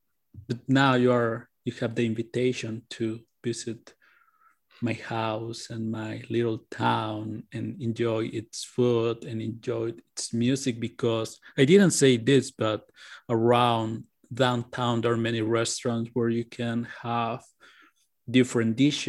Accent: Mexico City, Mexico; I'm from Mexico City, my friend.

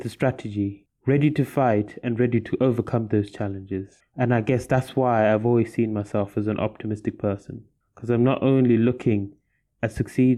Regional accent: Zimbabwe; moved away as an adult; returned home to my home country in Zimbabwe

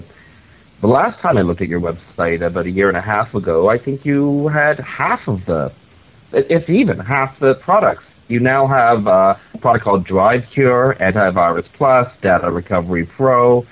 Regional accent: Victoria, British Columbia, Canada; my hometown of Victoria

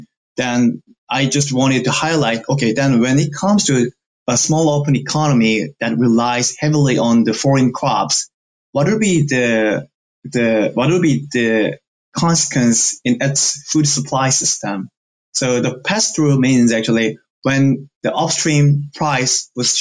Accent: South Korea; now in United States; I'm from South Korea

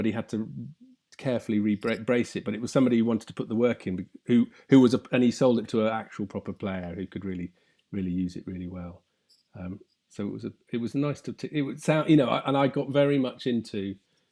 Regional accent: Somerset, South West England, United Kingdom; I grew up in Somerset

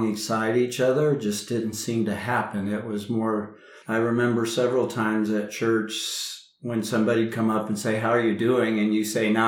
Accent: Indiana, United States; now in Denver, United States; I grew up in the Midwest, grew up in Indiana.

